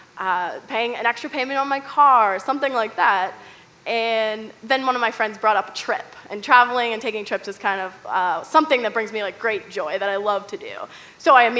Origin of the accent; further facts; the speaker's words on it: Pittsburgh, Pennsylvania, United States; I'm from Pittsburgh, Pennsylvania